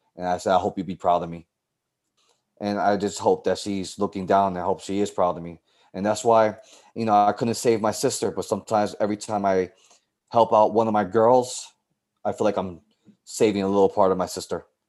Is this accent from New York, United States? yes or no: yes; New York City, New York, United States; I grew up in the South Bronx.